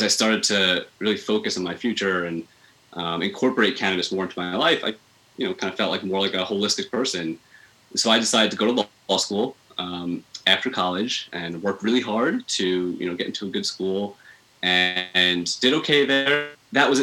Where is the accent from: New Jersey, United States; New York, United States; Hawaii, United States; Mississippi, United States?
New York, United States; Long Island; I grew up on Long Island. So I'm a Long Island boy. I was there, you know, for my whole adolescence up until I turned 18, went to college